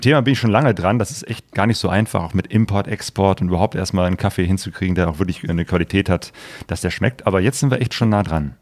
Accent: Cologne, North Rhine-Westphalia, Germany; now in Essen, Germany; Also ich bin in Köln geboren, in der Nähe von Köln aufgewachsen.

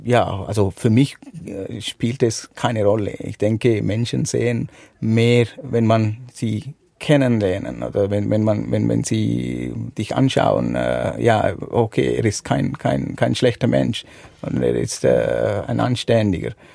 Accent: Sri Lanka; German is a second language; moved away as an adult; now in Switzerland; ich komme aus Sri Lanka, geboren und aufgewachsen.

